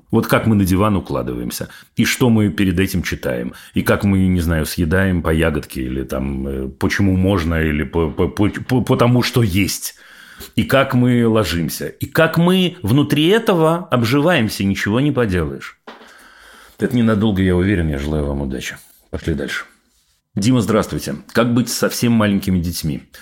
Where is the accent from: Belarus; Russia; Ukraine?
Ukraine; Irpin, Kyiv Oblast; Я из Ирпеня. Ну вот опять, видите, опять объединение Украины и Израиля. Дай бы бог, чтобы по другому поводу. Я из Ирпеня, была там 24-го.